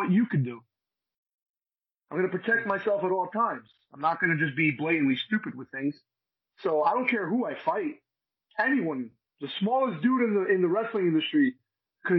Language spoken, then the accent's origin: English; Union City, New Jersey, United States; also born or lived in Secaucus, New Jersey; I was born in Secaucus. I was raised in Union City, New Jersey, right next to Jersey City